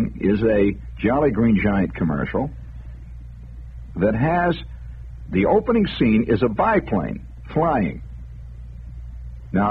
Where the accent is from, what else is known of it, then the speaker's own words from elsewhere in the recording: United States; I'm an American